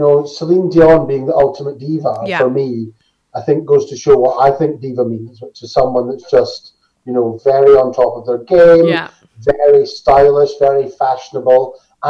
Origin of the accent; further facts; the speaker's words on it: Glenrothes, Scotland, United Kingdom; I'm from a little town called Glenrothes, which is one of Scotland's new towns. So it's less than 60 years old or something. But I always tell people I'm from Dunfermline because it's slightly more posh.